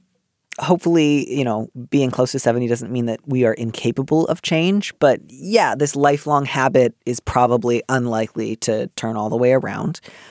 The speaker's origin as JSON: {"language": "English", "region": "Midwest", "country": "United States", "tie": "born or raised there", "said": "I grew up in the Midwest."}